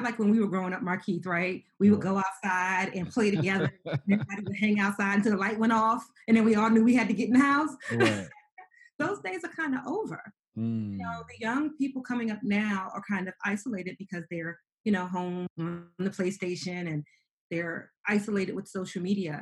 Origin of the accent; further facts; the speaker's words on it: New York City, New York, United States; growing up in New York City, being very poor, homeless by the age of 15